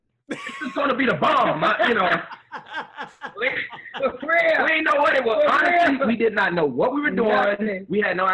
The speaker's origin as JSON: {"language": "English", "town": "Miami", "region": "Florida", "country": "United States", "tie": "born or raised there", "said": "I'm a Miami boy, born and raised in Miami. Mother and father both were from Georgia."}